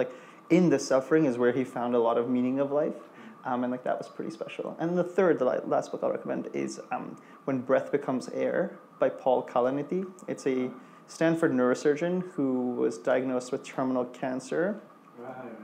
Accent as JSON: {"language": "English", "country": "India", "tie": "born or raised there", "moved": "yes", "lives_now": "New York, United States", "said": "my roots of like growing up in India"}